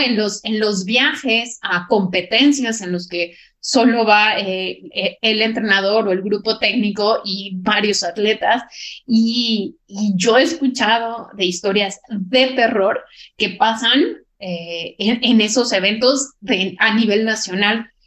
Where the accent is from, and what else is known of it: Mexico